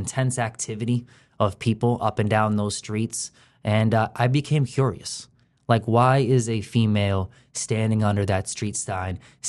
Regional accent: Chicago, Illinois, United States; now in Lawrence, United States; I'm from Chicago, Illinois. I'm in Lawrence, Massachusetts.

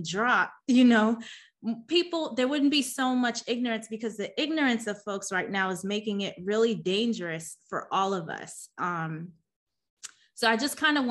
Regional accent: New York City, New York, United States; moved away; also born or lived in Chicago; I'm born and raised in Queens, New York.

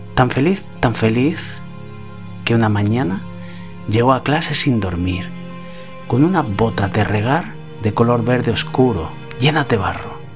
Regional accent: Cox, Valencian Community, Spain; en mi pueblo, en Cox

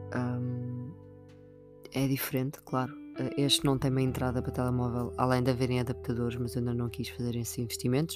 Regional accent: Sintra, Lisbon, Portugal; eu sou de Sintra

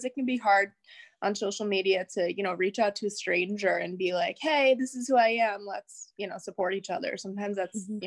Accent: Rochester, New York, United States; I'm from Rochester, New York, which is upstate New York

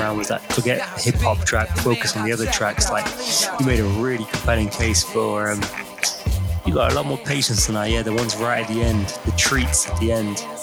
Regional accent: London, United Kingdom; I'm from London, which is comparable to New York

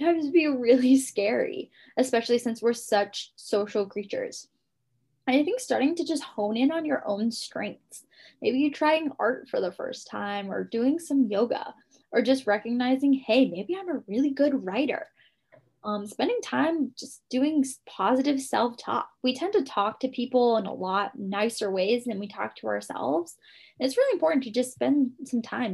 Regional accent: Guam; moved away; I'm from Guam originally

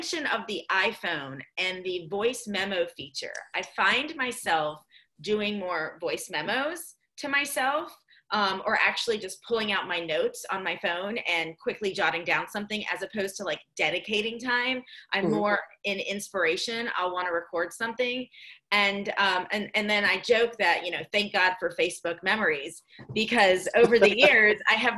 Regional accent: Greenville, South Carolina, United States; now in Delray Beach, United States; Greenville, South Carolina, where I grew up

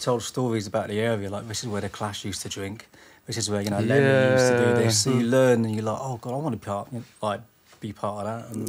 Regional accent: London, United Kingdom; we're from here.

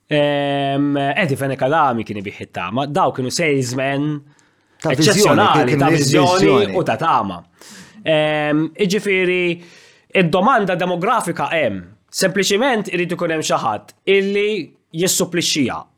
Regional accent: Malta; ovvjament bħala Malti jiena kuntent ħafna li għaw Maltin bħal Mezzola li għedin f'pożizzjoni toljin għax jagħmel ġieħ il-Maltin kollha.

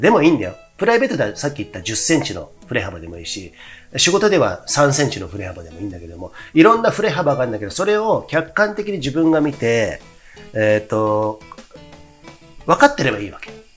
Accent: Komae, Tokyo, Japan; 東京狛江市っていうとこ僕出身なんですけど

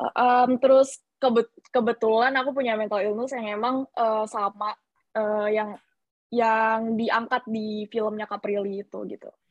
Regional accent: Bogor, West Java, Indonesia; moved away as an adult; also born or lived in Curup, Bengkulu; now in Surabaya, Indonesia; pas gue TK tuh pada pindah uh, ngerantau ke Bogor

